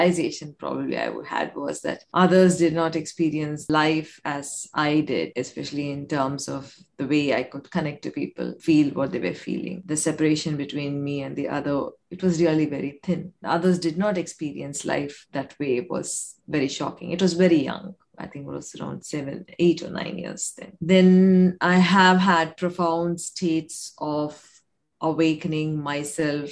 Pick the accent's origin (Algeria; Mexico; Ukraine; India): India; I come from India